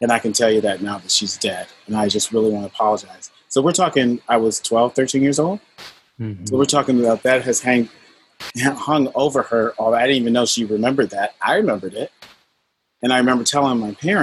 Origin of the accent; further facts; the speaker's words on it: Wethersfield, Connecticut, United States; I grew up in Wethersfield, Connecticut